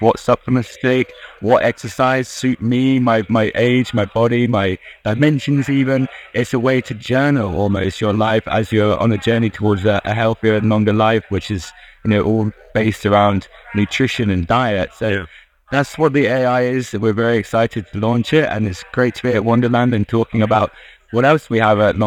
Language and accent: English; United Kingdom; as you may tell from my accent, I'm from the UK